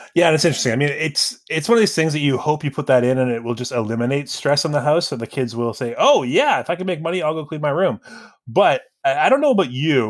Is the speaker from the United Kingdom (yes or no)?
no; Surrey, British Columbia, Canada; I grew up in Surrey